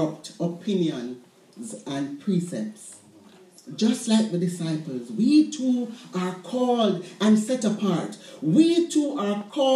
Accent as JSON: {"language": "English", "country": "Jamaica", "tie": "born or raised there", "said": "Growing up in Jamaica, we raised chickens in our backyards"}